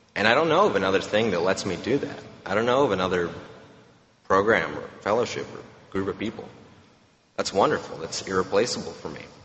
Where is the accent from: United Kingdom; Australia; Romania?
Romania; now in Texas, United States; I'm from Romania, which is not a very nice place